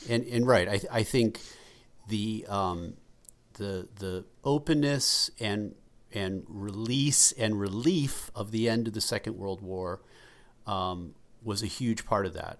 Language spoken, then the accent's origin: English; Massachusetts, United States; We grew up in Massachusetts